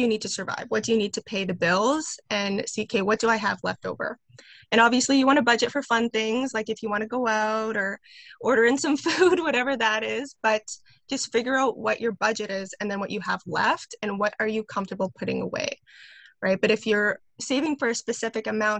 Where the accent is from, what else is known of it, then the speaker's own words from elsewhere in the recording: Winnipeg, Manitoba, Canada; I'm from Winnipeg, Manitoba, here in Canada